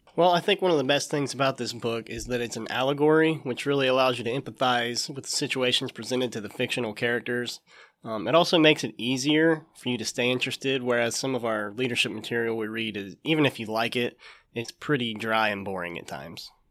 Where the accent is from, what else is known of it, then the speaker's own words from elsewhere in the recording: Jackson, Ohio, United States; We got two kids, Henry and Clara, and we're from Jackson